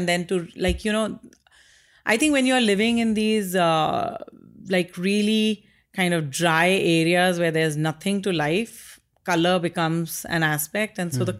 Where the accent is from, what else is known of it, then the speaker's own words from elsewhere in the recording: India; So I was born in India and raised there. And my dad was in the Air Force. So we used to travel all the time.